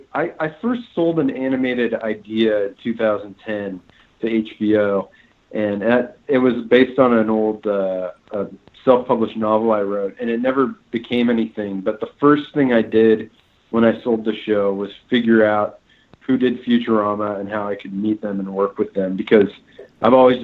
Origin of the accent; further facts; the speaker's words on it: Phoenix, Arizona, United States; now in Los Angeles, United States; I'm from Phoenix, and I've only lived in Phoenix and Los Angeles, so I'm very Southwestern.